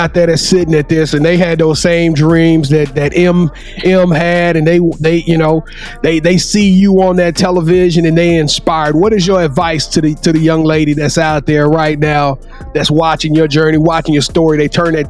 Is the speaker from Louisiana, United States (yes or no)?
yes; Louisiana, United States; I'm from Louisiana, and I'm a diehard LSU fan.